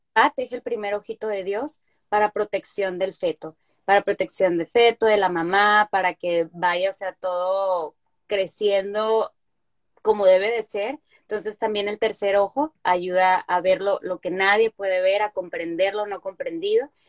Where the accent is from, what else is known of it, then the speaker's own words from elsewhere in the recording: Culiacán, Sinaloa, Mexico; moved away as an adult; also born or lived in Mexico City; now in United States; yo soy originaria de Culiacán, Sinaloa